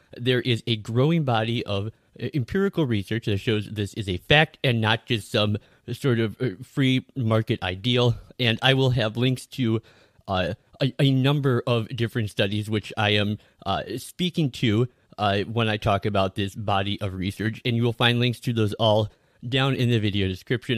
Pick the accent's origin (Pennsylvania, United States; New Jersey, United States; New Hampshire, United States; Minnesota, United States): Minnesota, United States; Minneapolis; my hometown in the Twin Cities, where I have lived for virtually my entire life